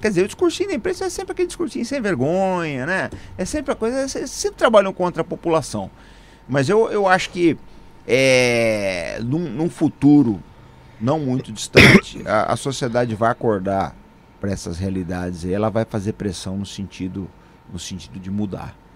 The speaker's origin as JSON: {"language": "Portuguese", "country": "Brazil", "said": "como brasileiro"}